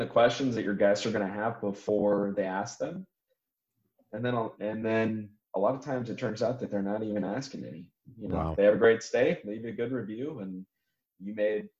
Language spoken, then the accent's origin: English; California, United States; moved away as an adult; now in Florianopolis, Brazil; I'm from California originally